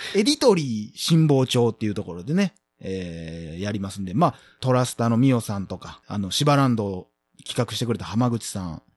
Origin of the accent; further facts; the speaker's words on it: Osaka, Japan; 出身は大阪です